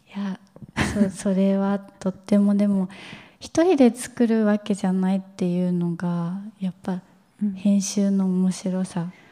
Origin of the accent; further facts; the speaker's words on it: Kawasaki, Kanagawa, Japan; 私自身が川崎出身なので